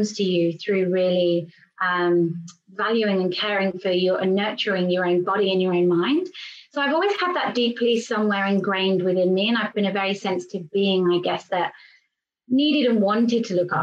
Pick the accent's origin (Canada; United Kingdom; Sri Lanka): United Kingdom; England; also born or lived in London; I'm English and I am currently in England at the moment